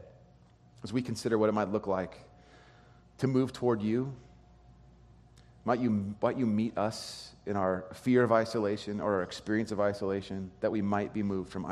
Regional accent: California, United States; I grew up in California.

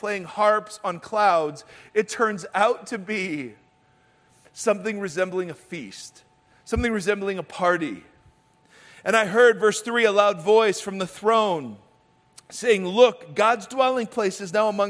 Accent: Ohio, United States; moved away; I grew up in Ohio

